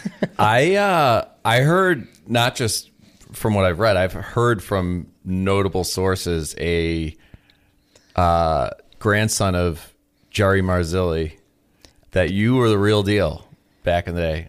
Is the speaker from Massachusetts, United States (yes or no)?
yes; Massachusetts, United States; now in Illinois, United States; I come from Massachusetts